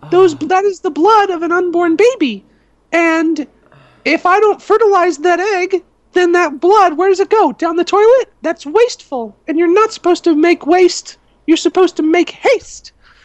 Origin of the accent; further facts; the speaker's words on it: New York, United States; I grew up in New York, and the neighborhood that I lived in was all blacks.